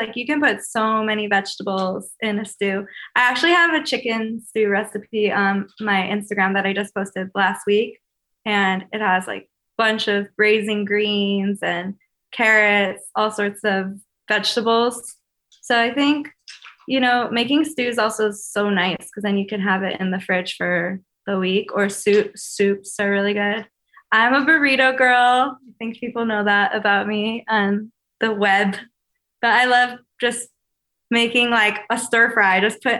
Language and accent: English; Chicago, Illinois, United States; born or raised there